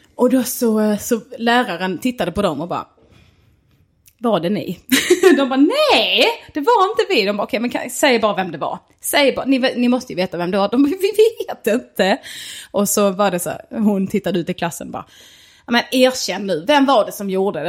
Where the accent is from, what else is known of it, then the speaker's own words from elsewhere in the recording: Snapphanebygden, Skåne, Sweden; jag är mer från Snappanebygden